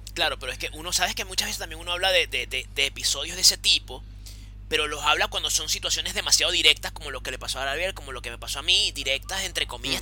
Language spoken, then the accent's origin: Spanish; Venezuela; now in Chile; nosotros somos venezolanos